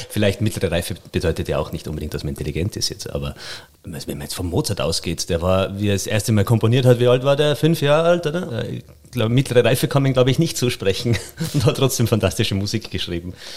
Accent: Reith bei Kitzbühel, Tyrol, Austria; moved away; In Kitzbühel, da wo ich herkomme, Reit bei Kitzbühel, ist ja Tourismus ganz groß

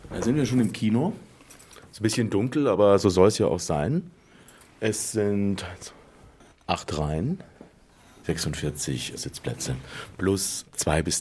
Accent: Munich, Bavaria, Germany; Ich bin ein echter Münchner, obwohl man das nicht hört. München geboren, München aufgewachsen und immer noch hier lebend seit vielen Jahren

